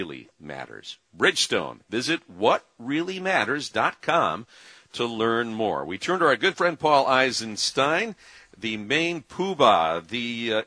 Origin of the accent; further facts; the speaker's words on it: Grand Rapids, Michigan, United States; now in Detroit, United States; I grew up in Grand Rapids